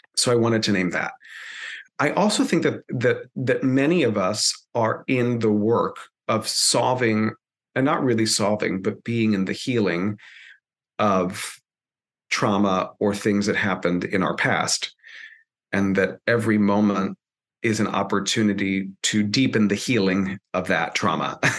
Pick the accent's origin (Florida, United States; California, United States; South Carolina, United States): Florida, United States; Miami; first language Spanish; English is a second language; So I was born and raised in Miami, Florida, proud uh, son of Cuban immigrants and also grandchild of Spanish immigrants. Spanish is my first language.